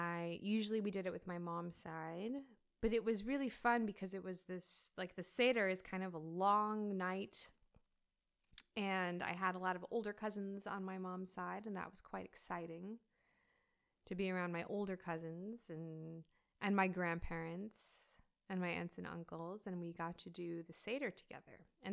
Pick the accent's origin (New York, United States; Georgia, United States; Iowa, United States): New York, United States; There was no we grew up in the States, in New York.